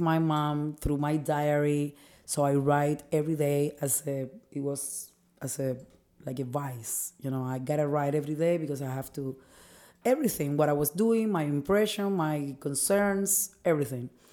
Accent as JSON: {"language": "English", "country": "Cuba"}